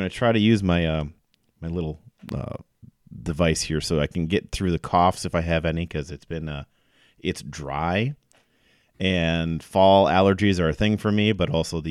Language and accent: English; Stevens Point, Wisconsin, United States; I am from Stevens Point. I am from Central Wisconsin.